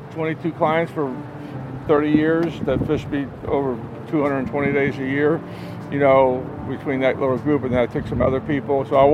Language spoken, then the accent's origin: English; Islamorada, Florida, United States; Growing up in Alamorada and going out into the bay fishing my whole life